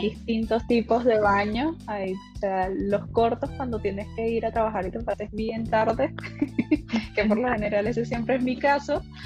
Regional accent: Venezuela; now in Chile; yo me encuentro en Chile. Eh, las dos somos venezolanas

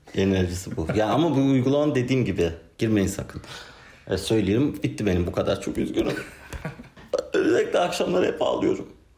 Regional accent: Ankara, Turkey; ben Ankaralıyım.

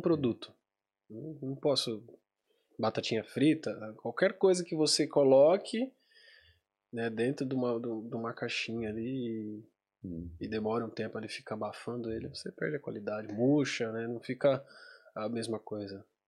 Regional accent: Brazil; moved away; eu saí do Brasil

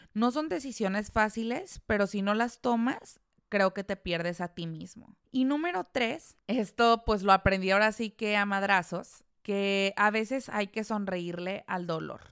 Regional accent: La Piedad, Michoacán, Mexico; moved away; en La Piedad, eh, que es de donde yo soy, en mi casa

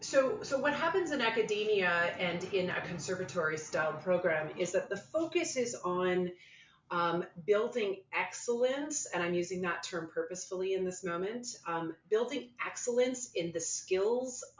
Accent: Canada; I'm Canadian, and I am on faculty at the University of Toronto Faculty of Music.

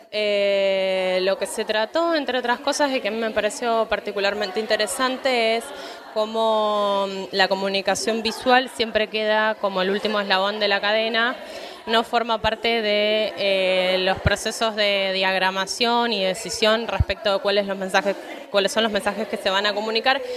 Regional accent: Rafaela, Santa Fe, Argentina; now in Córdoba, Argentina; yo soy de Rafaela, en este momento estoy viviendo en Córdoba

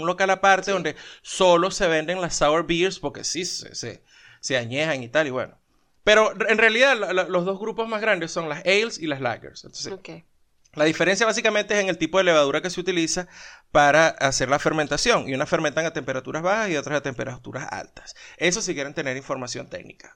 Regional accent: Venezuela; now in Colombia; somos venezolanos

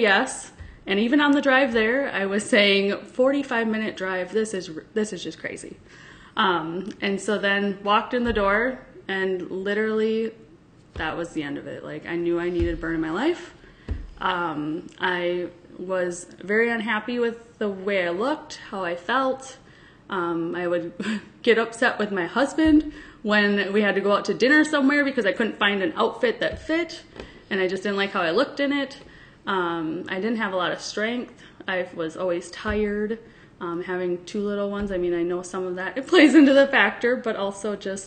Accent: Sparta, Wisconsin, United States; I am from Sparta, Wisconsin.

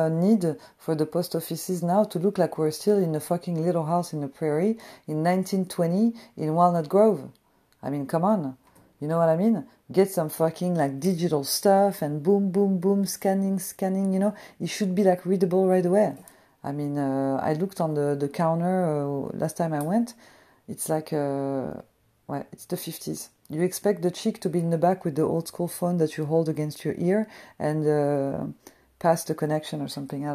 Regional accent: France; moved away; I'm a chick from France

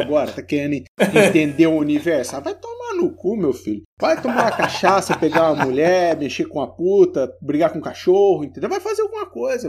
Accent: Brazil; A gente é brasileirão

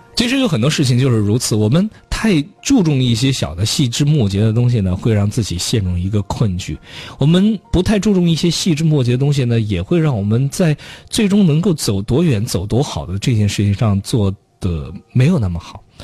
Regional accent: Chongqing, China; 在重庆生活这么多年，作为一个土生土长的同， 重庆人

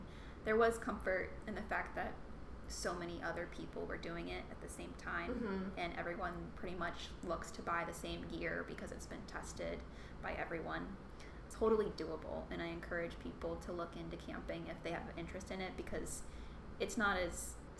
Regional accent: Virginia, United States; I grew up in Shenandoah, so lived 8 minutes from the park there.

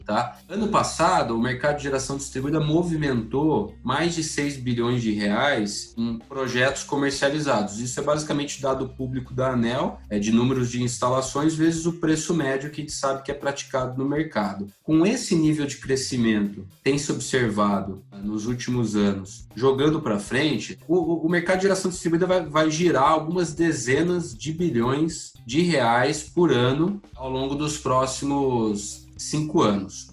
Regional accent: Sumaré, São Paulo, Brazil; moved away as an adult; nasci no interior de São Paulo, sou da cidade de Sumaré

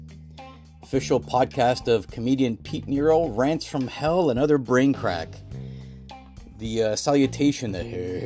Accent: Toronto, Ontario, Canada; I'm from the Toronto, Canada area.

